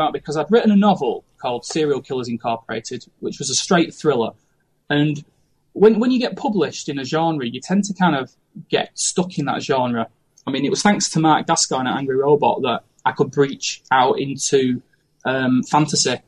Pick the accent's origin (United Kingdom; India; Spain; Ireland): United Kingdom; Manchester, North West England; now in Lincoln, United Kingdom; I come originally from North Manchester in the UK, and I currently live in Lincoln.